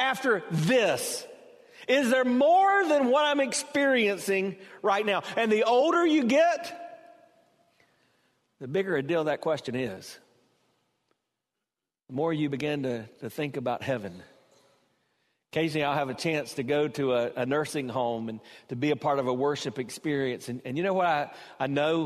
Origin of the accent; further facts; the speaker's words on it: South Carolina, United States; growing up in South Carolina, we had kind of a southern twist on it.